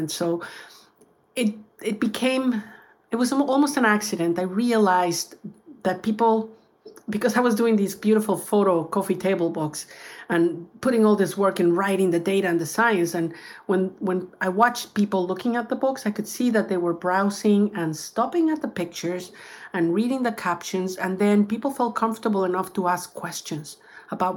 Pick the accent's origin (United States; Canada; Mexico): Mexico; Baja in Mexico, my home country.